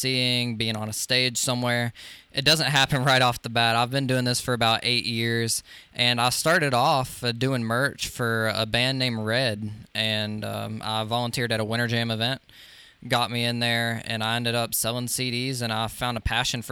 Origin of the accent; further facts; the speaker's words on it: Social Circle, Georgia, United States; my hometown of Social Circle, Georgia